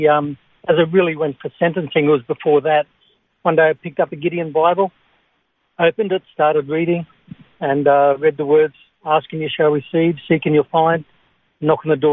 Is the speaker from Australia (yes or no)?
yes; Singleton, New South Wales, Australia; I grew up in the Hunter Valley in Singleton.